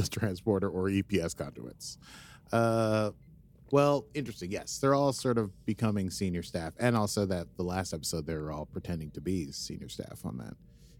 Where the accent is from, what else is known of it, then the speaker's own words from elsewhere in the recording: Idaho, United States; I'm from Idaho.